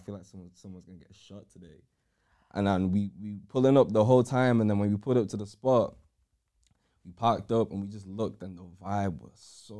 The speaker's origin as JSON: {"language": "English", "town": "Manchester", "region": "North West England", "country": "United Kingdom", "tie": "born or raised there", "said": "growing up in Cheam Hill"}